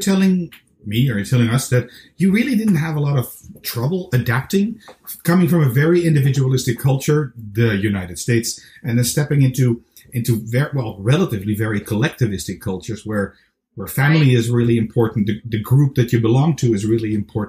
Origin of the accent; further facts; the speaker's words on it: Amsterdam, North Holland, Netherlands; now in Belgium; I moved to Belgium, which is adjacent to the Netherlands. I was born in Amsterdam.